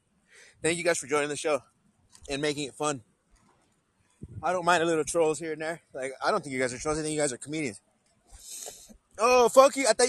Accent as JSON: {"language": "English", "region": "California", "country": "United States", "tie": "born there", "also_born_or_lived": "Wisconsin", "said": "I'm from United States of America. I was born in California. I lived about half my life in Wisconsin."}